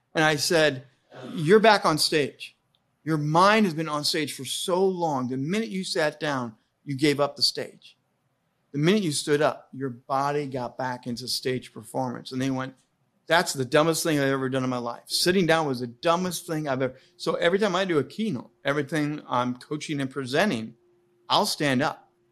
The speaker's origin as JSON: {"language": "English", "region": "Indiana", "country": "United States", "tie": "born or raised there", "said": "I grew up in Indiana"}